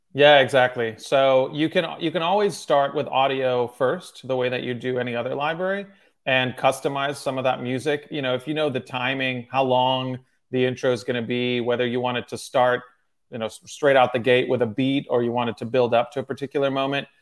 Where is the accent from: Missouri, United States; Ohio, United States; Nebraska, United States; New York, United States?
Ohio, United States; Cincinnati; also born or lived in Moscow, Russia / Michigan; I moved to Cincinnati, Ohio